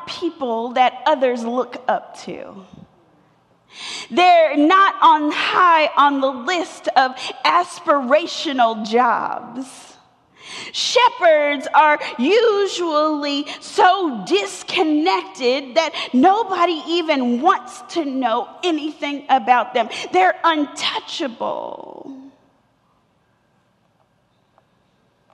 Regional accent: Atlanta, Georgia, United States; I'm from Atlanta. I was born two blocks from here at what used to be Crawford Long Hospital

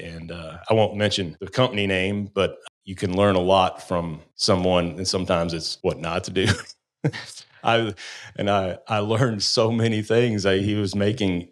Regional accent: Ohio, United States; moved away; also born or lived in Kentucky; I was from Ohio

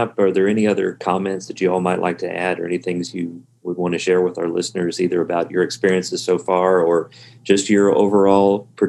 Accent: Danville, Kentucky, United States; my hometown of Danville, Kentucky

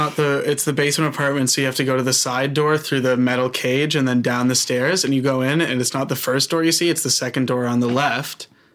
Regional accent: Woodstock, Ontario, Canada; now in Toronto, Canada; I'm from Woodstock, Ontario, the dairy capital of Ontario, Canada. Mm. Also the OxyContin capital of Ontario, Canada. Mm. I'm 21 years old. I'm so happy. I live in Toronto

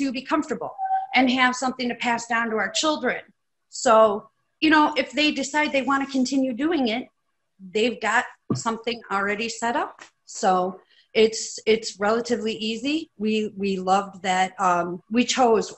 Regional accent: Ohio, United States; moved away as an adult; now in Tucson, United States; We are from Ohio

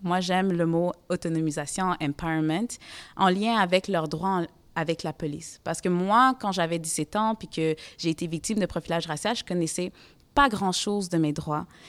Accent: Montreal, Quebec, Canada; Moi, j'ai grandi à Côte-des-Neiges. C'est un quartier multiculturel

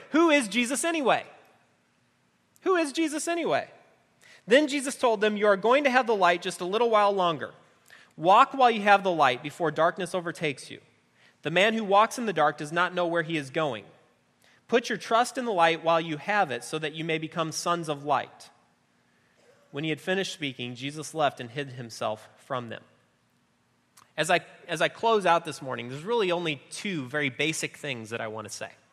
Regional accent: just outside of Chicago, Illinois, United States; I grew up just outside of Chicago

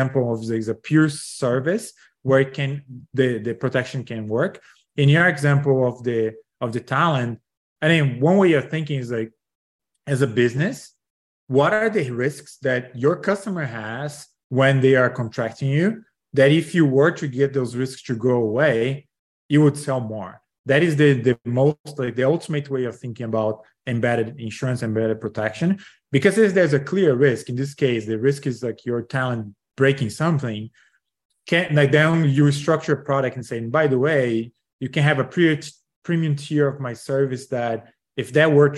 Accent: Brazil; moved away; I'm originally from Brazil, graduated from business school

